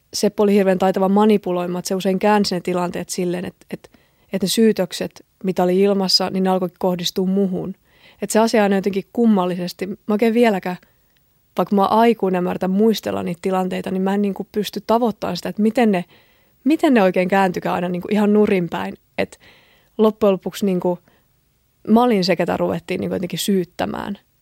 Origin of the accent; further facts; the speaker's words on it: a small town in southern Finland, Finland; mä oon kotoisin eteläsuomalaisesta pikkukaupungista